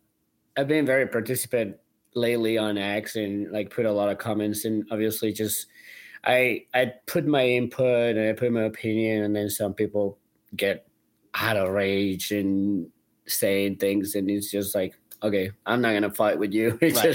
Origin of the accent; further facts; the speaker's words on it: Colombia; now in St. Louis, United States; About myself, I come from Colombia. Originally from Colombia, now obviously living in St. Louis, probably 13 years or so now.